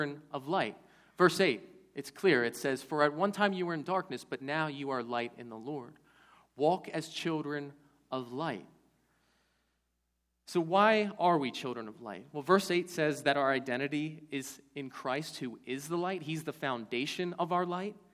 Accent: Baltimore, Maryland, United States; When I was a kid, growing up in Baltimore

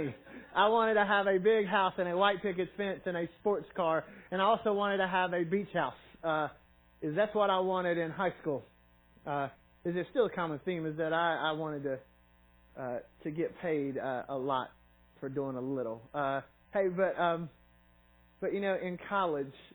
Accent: Knoxville, Tennessee, United States; also born or lived in Sparta, Tennessee / Kingsport, Tennessee; I grew up in Knoxville and went to school there

